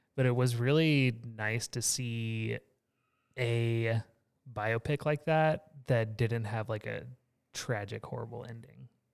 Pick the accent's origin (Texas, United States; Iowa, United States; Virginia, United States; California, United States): Texas, United States; I grew up in Texas